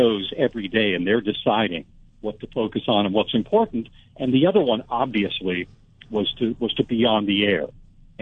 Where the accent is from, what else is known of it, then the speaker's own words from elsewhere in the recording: Culver City, California, United States; moved away as an adult; also born or lived in southeastern Ohio; now in Los Angeles, United States; even though I grew up in West Los Angeles, I'm a Culver City kid originally.